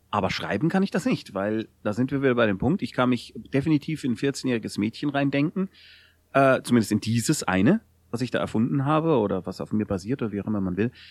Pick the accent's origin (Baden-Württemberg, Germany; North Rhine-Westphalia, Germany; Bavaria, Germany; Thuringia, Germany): Bavaria, Germany; es ist genauso wie man von mir als Bayer annimmt, ich würde immer Fußball mögen und grundsätzlich Lederhosen tragen und sehr viel Bier trinken.